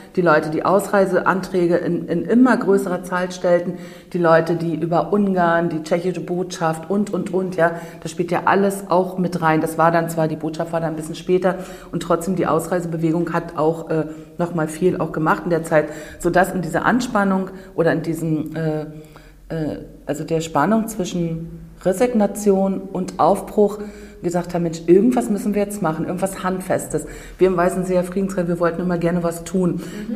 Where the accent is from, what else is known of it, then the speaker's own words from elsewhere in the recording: Rügen, Mecklenburg-Vorpommern, Germany; Ich bin auf der Insel Rügen geboren, komme also aus dem sogenannten Tal der Ahnungslosen